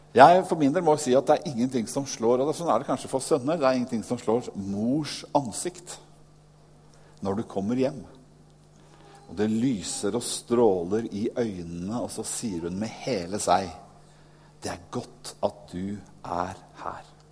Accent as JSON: {"language": "Norwegian", "country": "Norway", "said": "jeg nordmann selv"}